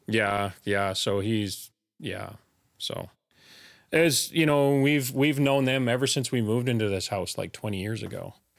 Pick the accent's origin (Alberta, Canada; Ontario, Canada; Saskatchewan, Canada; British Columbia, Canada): British Columbia, Canada; Elkford; also born or lived in Fort Langley, British Columbia; raised, you know, from grade one on, uh, in Elkford all the way up until grade twelve